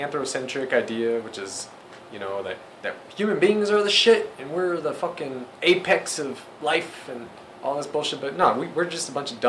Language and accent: English; Missouri, United States; I'm from Missouri, motherfucker. Show me.